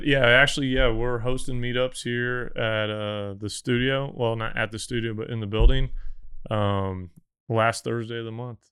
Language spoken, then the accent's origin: English; Missouri, United States; moved away; I'm from Missouri. Like, we did not have an oil and gas industry, really.